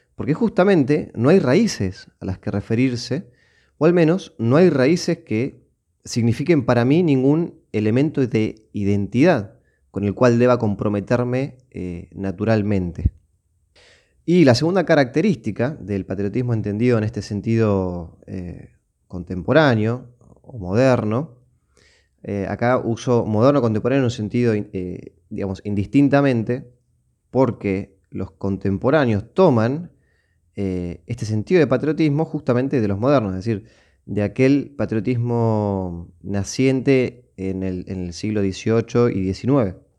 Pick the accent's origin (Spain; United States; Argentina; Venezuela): Argentina; mi tierra natal, en este caso eh, Argentina